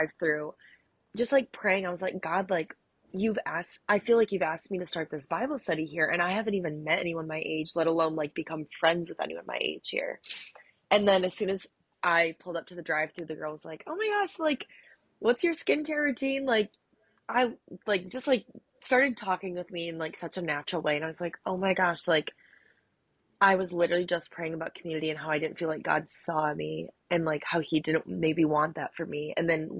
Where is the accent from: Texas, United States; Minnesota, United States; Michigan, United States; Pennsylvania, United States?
Michigan, United States; Holland; also born or lived in Colorado / Arizona; I am from Holland, Michigan